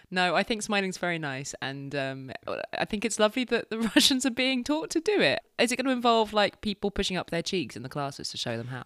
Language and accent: English; United Kingdom; we're British